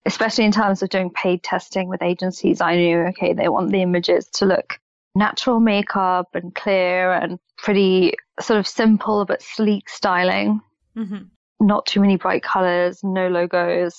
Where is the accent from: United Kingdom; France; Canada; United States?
United Kingdom; London; I was born in London, but then my parents moved to the outskirts of London, so I lived there for a while. Then as soon as I was 18 and could move out, I moved straight back to London